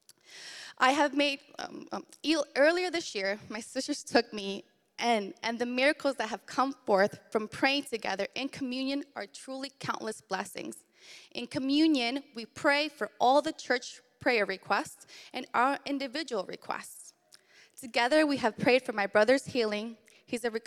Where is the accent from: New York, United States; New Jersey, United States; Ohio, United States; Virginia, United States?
Virginia, United States; Arlington; I was born in Arlington, Virginia in 1990.